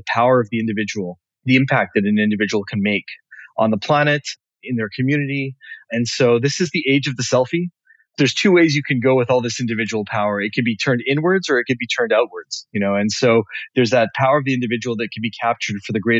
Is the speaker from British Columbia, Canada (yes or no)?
yes; Vancouver, British Columbia, Canada; moved away as an adult; now in Montreal, Canada; born in Vancouver, and my parents are immigrants from Africa, but I was born in Vancouver. And made the move to Montreal in my mid-20s